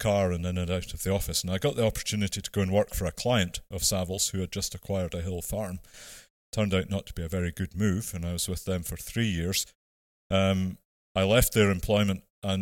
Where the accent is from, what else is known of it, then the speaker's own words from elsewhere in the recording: Ettrick, Scotland, United Kingdom; moved away as an adult; also born or lived in Aberdeen; I was born and brought up in Ettrick in the Borders in Selkirkshire